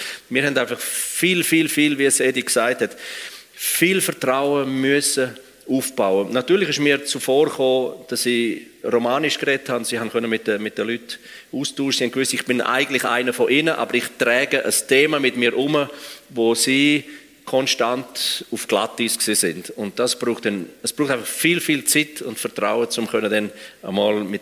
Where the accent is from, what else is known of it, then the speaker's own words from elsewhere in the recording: Graubünden, Switzerland; Aber ich bin ja eigentlich als Engadiner bin ich im Engadin aufgewachsen.